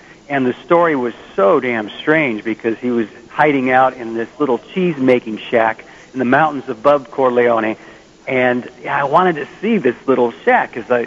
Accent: Bay Area, California, United States; in the Bay Area. I'm still here. I'm in San Francisco right now

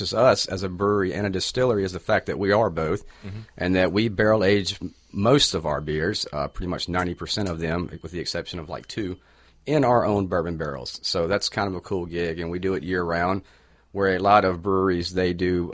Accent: Mississippi, United States; also born or lived in Austin, Texas; now in Florida, United States; I grew up in Mississippi, but moved to Florida by way of Austin, Texas.

